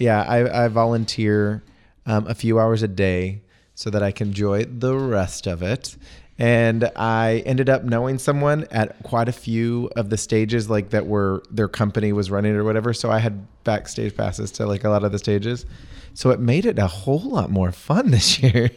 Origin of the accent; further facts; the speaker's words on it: Yoakum, Texas, United States; I'm from Yoakum.